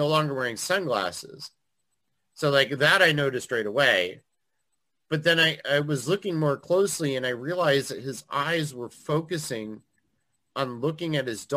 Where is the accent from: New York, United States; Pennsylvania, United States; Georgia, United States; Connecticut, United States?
Connecticut, United States; Eastern; I grew up in Eastern Connecticut